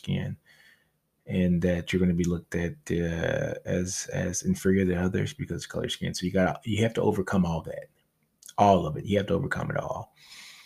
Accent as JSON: {"language": "English", "region": "Louisiana", "country": "United States", "tie": "born or raised there", "said": "I'm from Louisiana, so we had one of the highest homicide rates when I was growing up"}